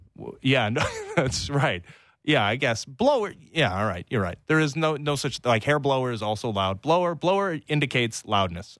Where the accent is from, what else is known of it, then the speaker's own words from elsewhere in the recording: Canada; As a Canadian